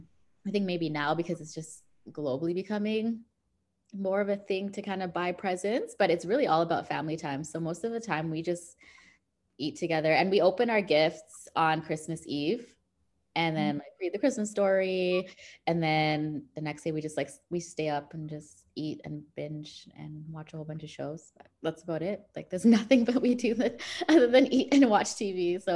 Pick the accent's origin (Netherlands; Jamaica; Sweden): Netherlands; moved away; also born or lived in Zambia / South Africa; I was born in Zambia, but then we grew up also in the Netherlands.